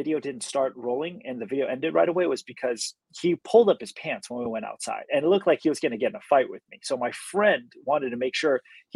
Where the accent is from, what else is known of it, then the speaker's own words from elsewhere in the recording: United States; growing up in America